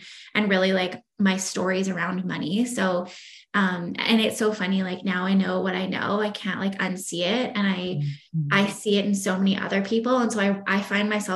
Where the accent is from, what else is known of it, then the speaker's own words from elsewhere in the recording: Victoria, British Columbia, Canada; moved away; I grew up in Victoria, BC. So on the island.